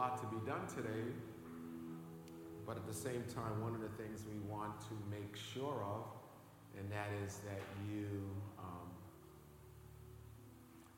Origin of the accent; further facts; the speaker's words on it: Boston, Massachusetts, United States; one of the most friendliest places in the Boston area, because I was born in this area